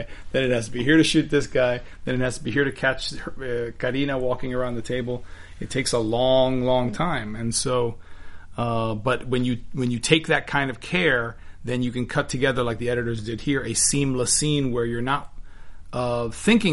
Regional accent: Miami, Florida, United States; I'm Cuban from Miami

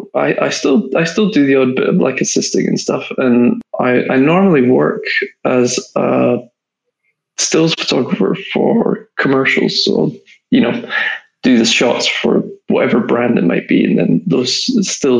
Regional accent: Scotland, United Kingdom; accent: Scottish; moved away as an adult; now in London, United Kingdom; I went back up to Scotland. I'm from Scotland.

